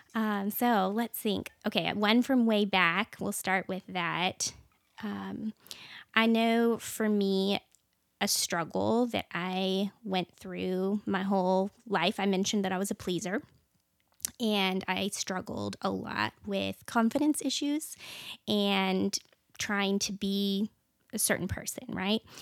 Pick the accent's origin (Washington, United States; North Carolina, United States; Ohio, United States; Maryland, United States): Washington, United States; moved away as an adult; now in Texas, United States; I was actually born and raised in a really small town. So even though I'm from Washington State